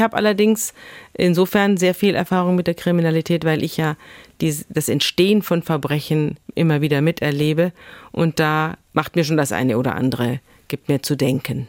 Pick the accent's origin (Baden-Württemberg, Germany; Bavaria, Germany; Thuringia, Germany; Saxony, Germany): Bavaria, Germany; moved away as an adult; now in Schleswig-Holstein, Germany; Wir sind vier Erwachsene und wir sind alle aus Bayern. Es sind also alles Bayern-Flüchtlinge